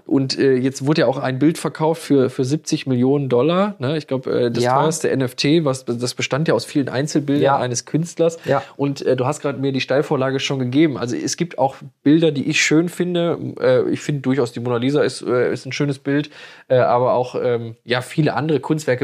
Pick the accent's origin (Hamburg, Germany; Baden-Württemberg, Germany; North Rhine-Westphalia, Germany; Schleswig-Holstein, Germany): North Rhine-Westphalia, Germany; Moers; bei uns in Mörs